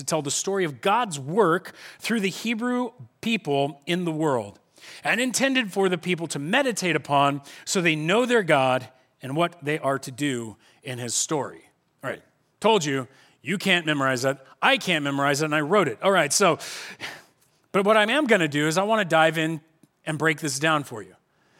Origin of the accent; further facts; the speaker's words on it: Corona, California, United States; You know, I grew up here in Corona, and kind of the first introductions I received of the Bible was this idea that the Bible and youth group was told to us this way.